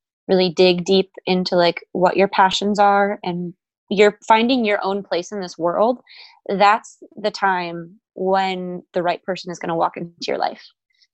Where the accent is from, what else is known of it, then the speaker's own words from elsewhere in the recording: Wisconsin, United States; moved away as an adult; now in Texas, United States; I'm from Wisconsin originally